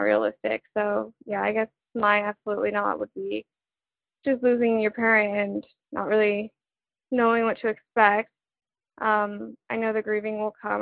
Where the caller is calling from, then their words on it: Denver, Colorado, United States; I'm calling from Denver, Colorado